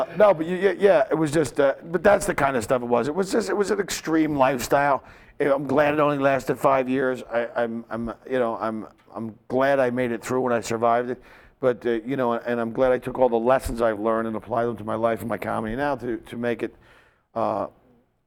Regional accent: Philadelphia, Pennsylvania, United States; I played my hometown, Philadelphia, Spectrum.

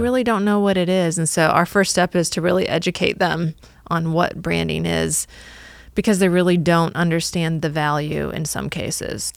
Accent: Northwest Illinois, United States; moved away as an adult; also born or lived in Cincinnati, Ohio; now in Atlanta, United States; I grew up in Northwest Illinois and in the middle of cornfields

